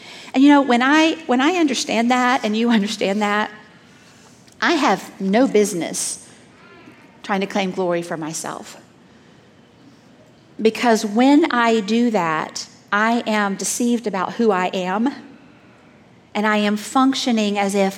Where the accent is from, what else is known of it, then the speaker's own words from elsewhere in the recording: Southeast, United States; moved away; I grew up in the Southeast